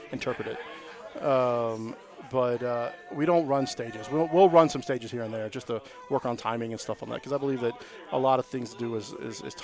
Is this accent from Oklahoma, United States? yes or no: no; Huntsville, Alabama, United States; I'm born and raised in Huntsville, Alabama